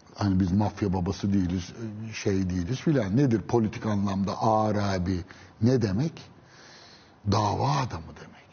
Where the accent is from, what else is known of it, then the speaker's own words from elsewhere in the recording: Istanbul, Turkey; ben Üsküdar doğma büyümeyim.